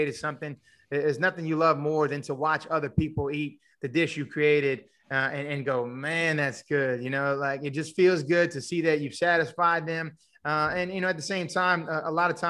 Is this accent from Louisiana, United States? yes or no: yes; Houma, Louisiana, United States; also born or lived in Lafayette, Louisiana; now in Thibodaux, United States; raised in Houma, and, you know, spent much of my life in Houma, grew up in Houma